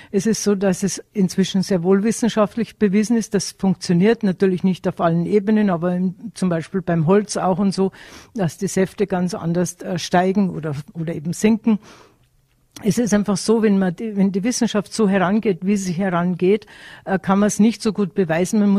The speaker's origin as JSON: {"language": "German", "region": "Tyrol", "country": "Austria", "tie": "born or raised there", "said": "weil ich bin mit dem Wissen aufgewachsen in Tirol"}